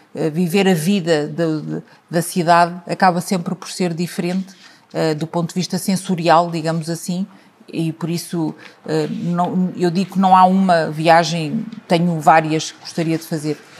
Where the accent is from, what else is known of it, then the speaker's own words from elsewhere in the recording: Lisbon, Portugal; moved away as an adult; now in Tondela, Portugal; eu, em particular, que vivi e cresci num sítio como em Lisboa, e hoje eh, vivo e tenho a minha vida familiar, profissional, uh, os meus filhos uh, fora de Lisboa